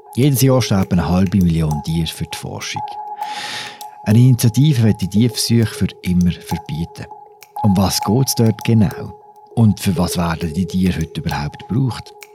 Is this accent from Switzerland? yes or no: yes; Switzerland; bei uns in der Schweiz